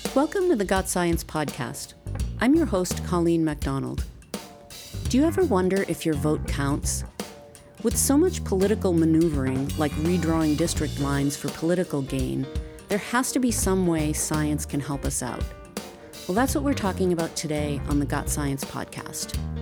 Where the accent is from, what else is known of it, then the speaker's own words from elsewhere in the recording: Massachusetts, United States; my home state of Massachusetts